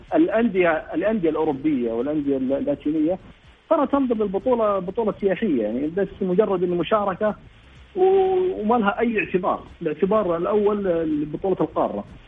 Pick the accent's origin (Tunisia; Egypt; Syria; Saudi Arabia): Saudi Arabia; عندنا في السعوديه